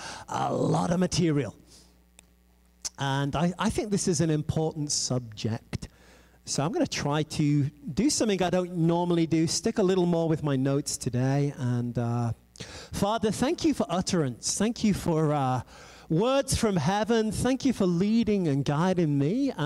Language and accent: English; England, United Kingdom; moved away; also born or lived in France / United States; I am an English girl